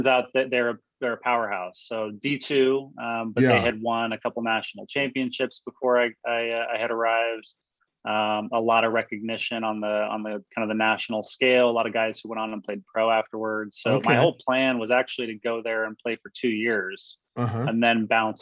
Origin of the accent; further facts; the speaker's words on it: Phoenix, Arizona, United States; also born or lived in Mesa, Arizona / Durango, Colorado; I'm born and raised in Arizona. And I was born in the Mesa area and moved to Phoenix when I was relatively young, and have been living here